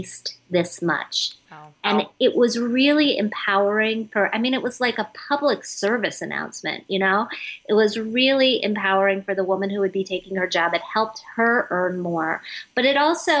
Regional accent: Midwest, United States; growing up in the Midwest where nobody talks about this stuff

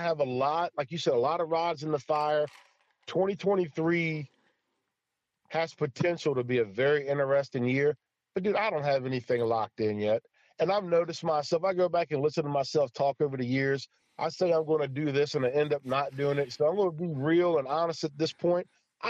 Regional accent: White Oak, Maryland, United States; I've got here in White Oak, it's a small little, like it's a commercial fisherman area where I grew up at on the Potomac River.

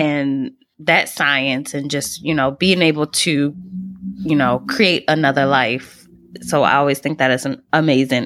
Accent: Baltimore, Maryland, United States; growing up in Baltimore at Hopkins

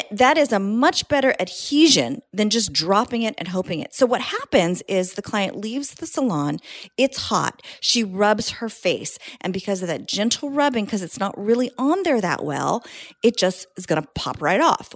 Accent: San Jose, California, United States; now in Southern California, United States; I grew up in Northern California, uh, San Jose

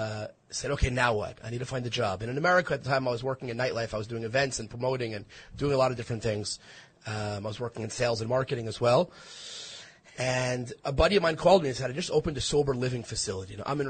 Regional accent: Five Towns, Long Island, New York, United States; now in Israel; I was born in New York. I grew up in the Five Towns.

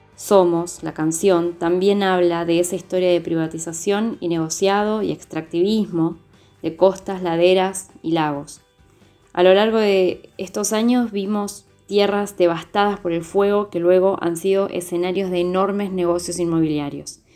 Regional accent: Bariloche, Río Negro, Argentina; desde Bariloche, que es mi ciudad natal

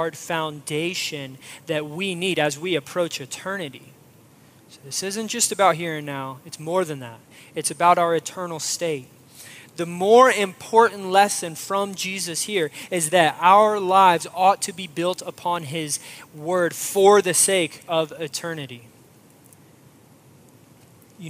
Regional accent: Florida, United States; moved away; also born or lived in Midwest; I grew up in Florida

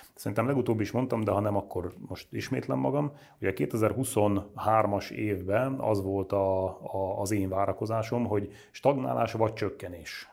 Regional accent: Nógrád, Hungary; moved away; én magam ugye Nógrádból származom, elmegyek haza Nógrádba

